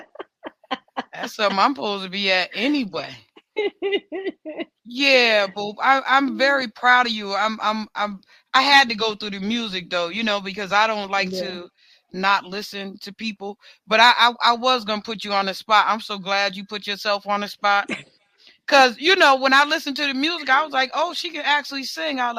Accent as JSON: {"language": "English", "region": "New York", "country": "United States", "moved": "yes", "lives_now": "Orlando, United States", "said": "I'm a New Yorker"}